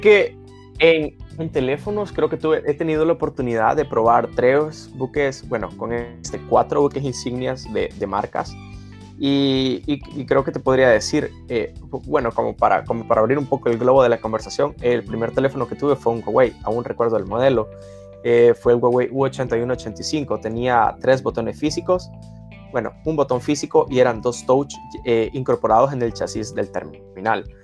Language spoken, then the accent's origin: Spanish; Sonsonate, El Salvador; yo soy de Sonsonate, estudié en un colegio cristiano eh, del Taber. Eh, se podría decir que estudié la mayoría de mi vida allí